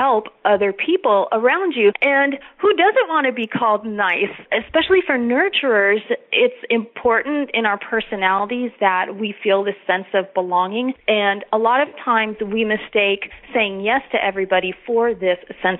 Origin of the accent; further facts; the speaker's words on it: Los Angeles, California, United States; moved away as an adult; also born or lived in Texas; now in San Antonio, United States; I was born and raised in Los Angeles, and after graduating from high school, went to college in Texas